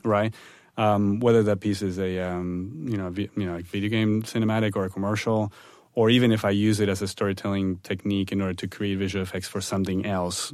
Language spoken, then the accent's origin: English; Buenos Aires, Argentina; moved away; I'm originally from Argentina, from Buenos Aires